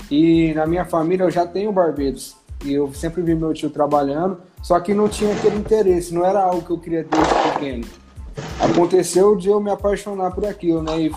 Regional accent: Nova Independência, São Paulo, Brazil; eu tenho 19 anos, eu sou aqui de Nova Independência.

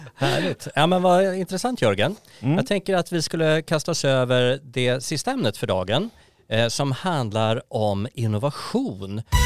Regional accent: Sweden; vi svenskar

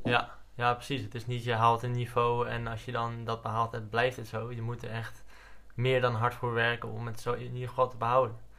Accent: Netherlands; als Nederlanders

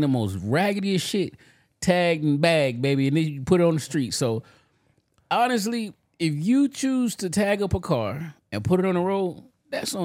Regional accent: Florida, United States; now in Maryland, United States; I'm from Florida

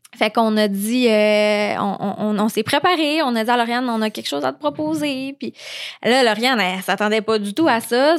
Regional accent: Saguenay, Quebec, Canada; je viens de, du Saguenay

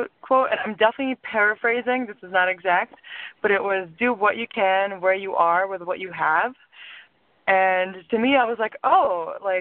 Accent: Lithuania; also born or lived in suburbs of Chicago, United States / New York, United States; now in Chicago, United States; So originally, I was born in Lithuania. And I moved to the suburbs of Chicago in, 2003, around May. And I, went to high school there.

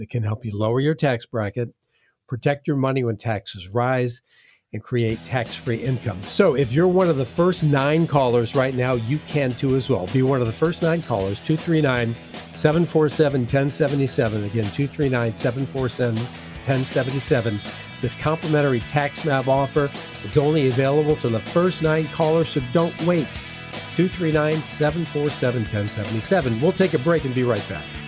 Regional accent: Midwest, United States; now in Southwest Florida, United States; I'm from the Midwest

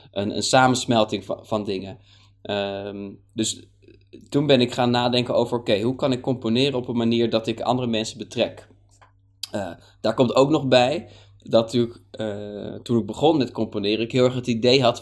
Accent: Hoorn, North Holland, Netherlands; die was een keer in Horen, want ik kom uit Horen, daar ben ik opgegroeid.

